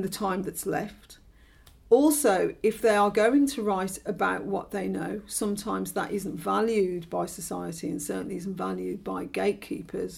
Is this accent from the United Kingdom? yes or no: yes; Birmingham, West Midlands, United Kingdom; I'm from Birmingham, which is about an hour on the train from London.